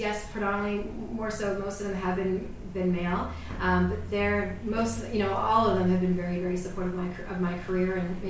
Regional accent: Canada; so I think that as a Canadian, there's a lot I can learn from the U.S.

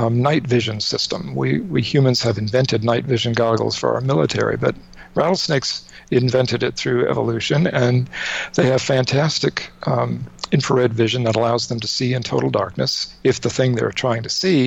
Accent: North Carolina, United States; I grew up in North Carolina. My parents were from New York and Rhode Island. But I grew up in North Carolina

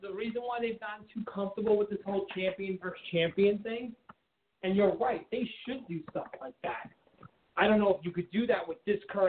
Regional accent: Canada; Listen, let's address the elephant in the room. We all know what I am. I'm Canadian.

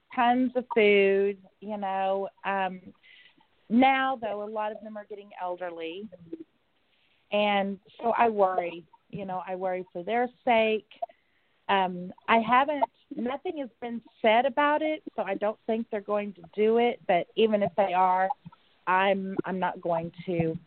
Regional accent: Oklahoma, United States; I'm from Oklahoma

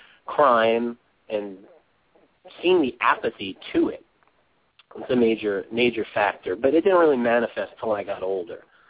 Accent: New York City, New York, United States; I grew up in Brooklyn, not such a good area

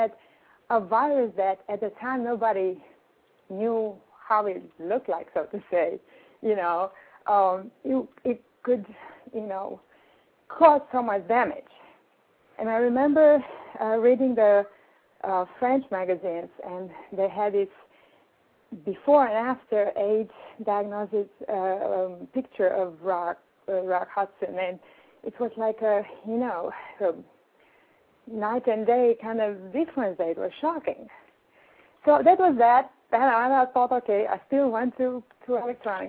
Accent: Romania; now in New York, United States; I'm from Europe, as you can tell from the accent

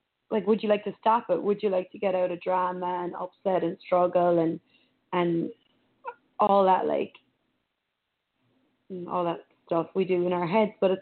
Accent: Ireland; moved away; growing up in Ireland

